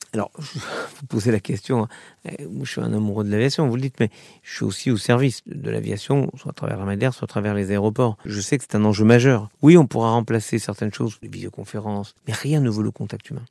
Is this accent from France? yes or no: yes; Orly, Île-de-France, France; J'ai vécu quand j'étais jeune, j'ai vécu à Orly